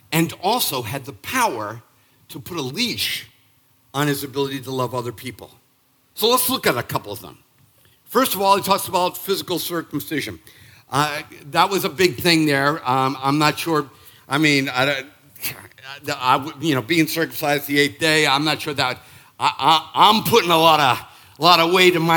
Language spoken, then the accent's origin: English; Northeast, United States; now in Charleston, United States; I am from the Northeast.